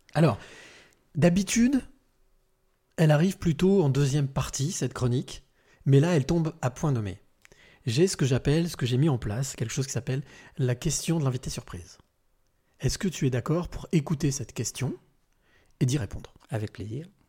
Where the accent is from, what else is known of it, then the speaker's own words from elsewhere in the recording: France; moved away as an adult; now in Lebanon; je suis français, expatrié au Liban depuis une quinzaine d'années